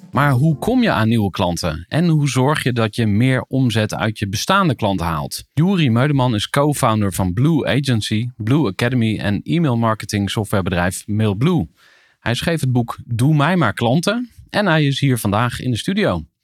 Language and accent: Dutch; Zegveld, Utrecht, Netherlands; Ik ben geboren in, in Zegveld.